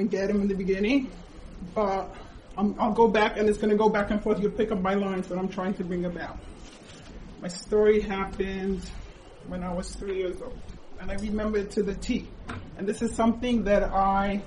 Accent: Israel; also born or lived in United States; I moved when I was 7 years old to Israel

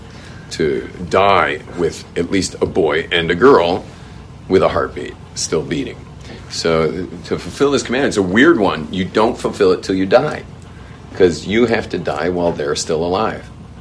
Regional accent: Los Angeles, California, United States; where I grew up in West

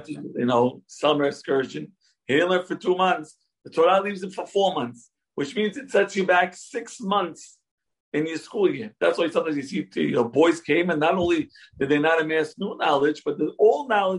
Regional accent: Brooklyn, New York, United States; born and raised in Brooklyn, in the Syrian community

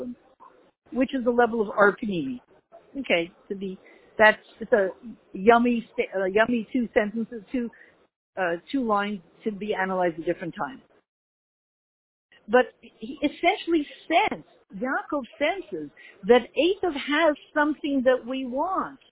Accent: Canada; moved away as an adult; now in United States; I'm Canadian

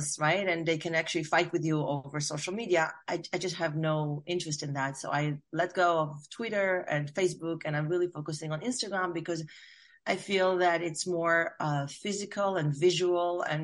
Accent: Israel; now in United States; I am from Israel. I've been here for, I want to say 30 years.

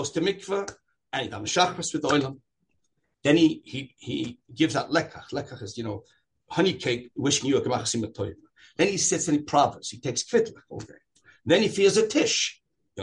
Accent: Long Beach, New York, United States; I grew up in Long Beach, New York

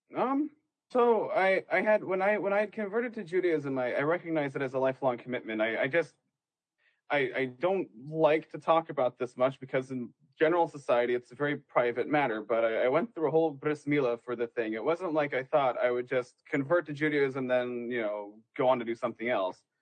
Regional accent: Western Washington, United States; moved away; I'm from Western Washington

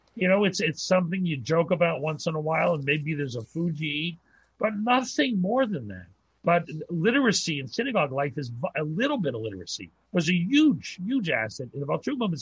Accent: Pittsburgh, Pennsylvania, United States; I grew up in Pittsburgh. My father uh, was a great rabbi in Pittsburgh

